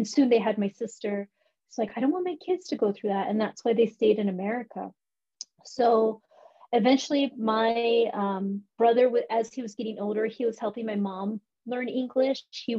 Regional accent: Florida, United States; born there; So from Ohio, we moved to Florida, and then I was born in Florida.

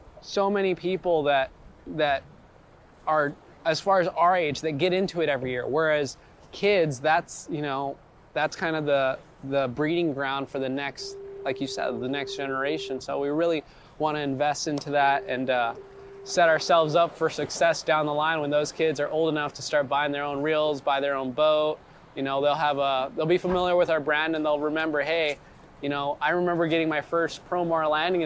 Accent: Gardena, California, United States; I grew up in Gardena, Torrance area, so fishing the ocean was like 10-15 minutes for me

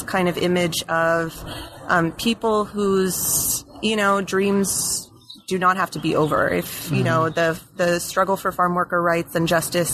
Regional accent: Alice, Texas, United States; moved away as an adult; also born or lived in New Haven, Connecticut / Santa Barbara, California; I grew up in South Texas, a little town called Alice, which is sort of near the Corpus Christi area, and didn't really leave Texas for all of my childhood

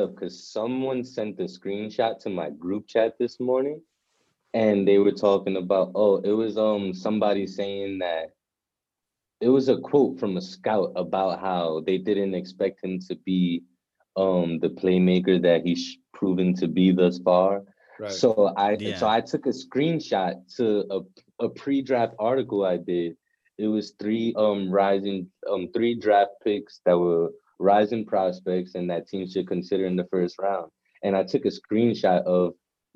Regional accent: New York City, New York, United States; I'm from the Bronx

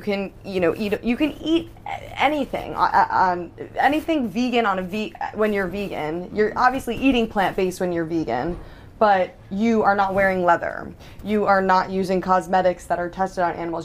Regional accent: New York, United States; I am a New Yorker myself

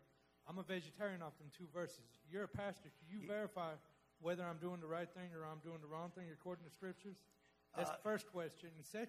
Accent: Alabama, United States; I'm from Alabama.

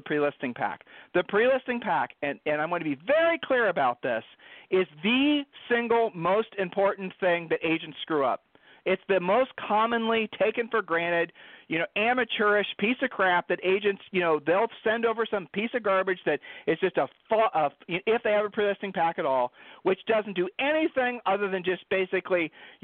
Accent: Ohio, United States; I'm from Ohio

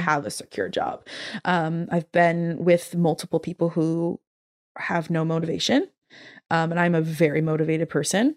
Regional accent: Massachusetts, United States; moved away as an adult; now in London, United Kingdom; I grew up in Massachusetts

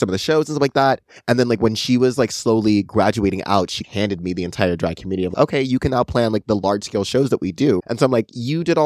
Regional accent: San Diego, California, United States; Born and raised here my entire life

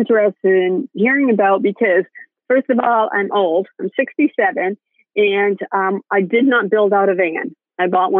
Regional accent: Maine, United States; moved away; I grew up in Maine and you know, near the border of Canada.

